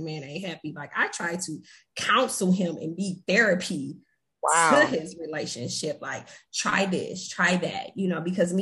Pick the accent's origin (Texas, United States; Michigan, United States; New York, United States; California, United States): Michigan, United States; Flint; I'm from Michigan. I'm from Flint.